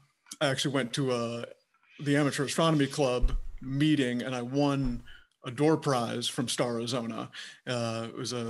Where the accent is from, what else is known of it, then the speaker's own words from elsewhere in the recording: Michigan, United States; now in Arizona, United States; I grew up in Michigan, which is not the astronomy capital of the world